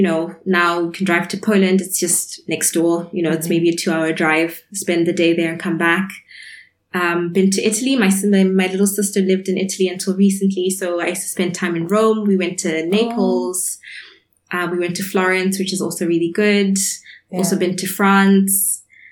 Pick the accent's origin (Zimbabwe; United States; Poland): Zimbabwe; moved away as an adult; also born or lived in Edinburgh, United Kingdom / Frankfurt, Germany / Marburg, Germany; as a Zimbabwean student